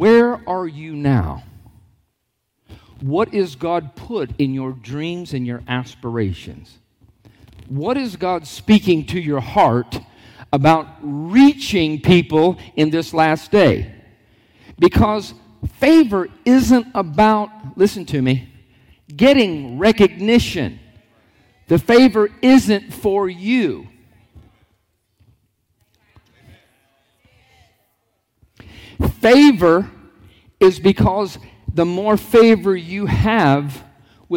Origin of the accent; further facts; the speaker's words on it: Lockhart, Florida, United States; born and raised in a small town called Lockhart